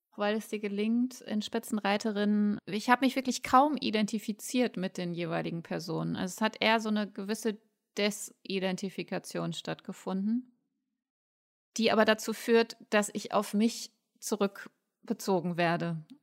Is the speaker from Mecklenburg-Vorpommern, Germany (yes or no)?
no; Ruhr area, North Rhine-Westphalia, Germany; Ich komme aus dem Ruhrgebiet